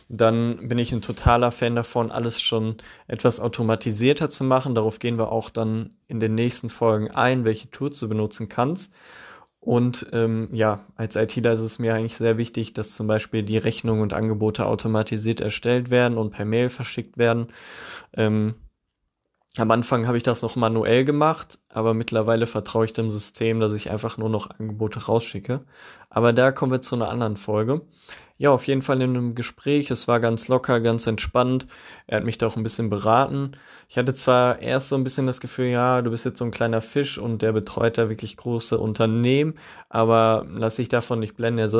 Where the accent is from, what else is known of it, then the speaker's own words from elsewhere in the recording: Witten, North Rhine-Westphalia, Germany; Und zum einen hatten die auch einen Standort hier bei mir, bei meinem Heimatort in Witten.